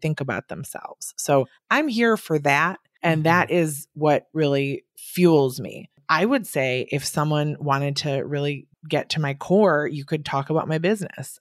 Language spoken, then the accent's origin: English; Wisconsin, United States; now in New York, United States; I'm from Wisconsin and I'm here in New York